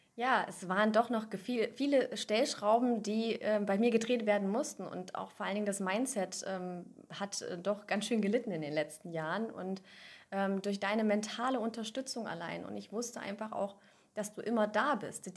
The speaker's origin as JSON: {"language": "German", "area": "near Göttingen", "region": "Lower Saxony", "country": "Germany", "said": "komme aus der Nähe von Göttingen, also aus Niedersachsen"}